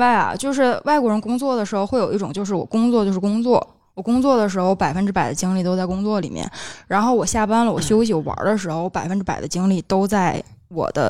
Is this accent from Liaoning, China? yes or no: no; Tianjin, China; 虽然是我是天津人，没有租房啊，或者可能也是我是个女孩子，没有太多的这种经济压力